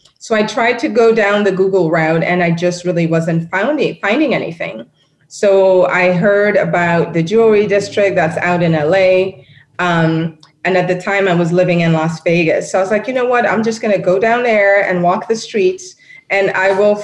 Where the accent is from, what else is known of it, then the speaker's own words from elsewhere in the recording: Nairobi, Kenya; moved away; I'm born and raised in Nairobi, Kenya, and I love my continent.